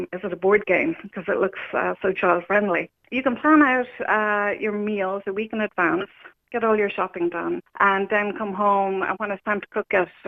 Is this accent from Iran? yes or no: no; Newcastle West, Munster, Ireland; moved away as an adult; also born or lived in Dublin; now in Kerry, Ireland; I'm originally from Limerick, Newcastle West, and I moved up to Dublin after college